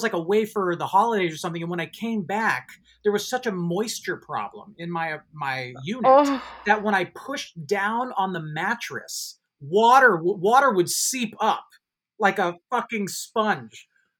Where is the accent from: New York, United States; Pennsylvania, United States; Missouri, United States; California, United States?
California, United States; Marin County, Bay Area; now in Los Angeles, United States; I'm from Marin County.